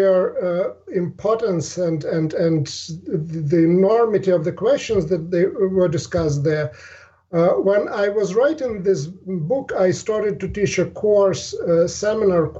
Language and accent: English; Ukraine; moved away; also born or lived in Russia; I grew up in Ukraine.